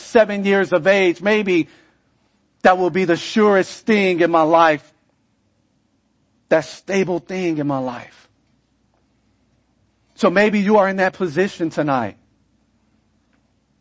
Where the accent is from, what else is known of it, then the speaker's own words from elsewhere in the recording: California, United States; moved away; I come from California